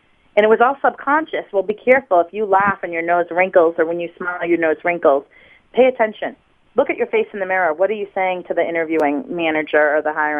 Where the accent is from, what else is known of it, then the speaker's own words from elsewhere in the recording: Waltham, Massachusetts, United States; I'm from Waltham, Massachusetts, northwest of Boston initially.